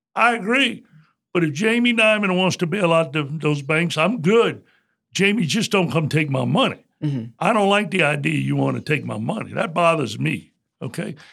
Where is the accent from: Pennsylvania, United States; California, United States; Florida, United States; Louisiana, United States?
Louisiana, United States; Morgan City; I was born and raised in Morgan City.